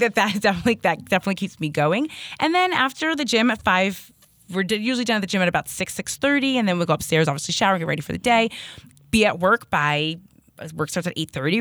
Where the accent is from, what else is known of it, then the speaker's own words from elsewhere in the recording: Hazlet, New Jersey, United States; moved away as an adult; now in Hoboken, United States; we're from Hazlitt, New Jersey, so not too, too far away.